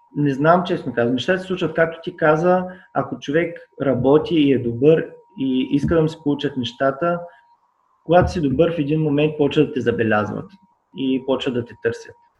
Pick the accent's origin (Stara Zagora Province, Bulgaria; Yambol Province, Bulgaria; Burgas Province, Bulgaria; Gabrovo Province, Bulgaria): Burgas Province, Bulgaria; Burgas; now in Sofia, Bulgaria; аз съм от Бургас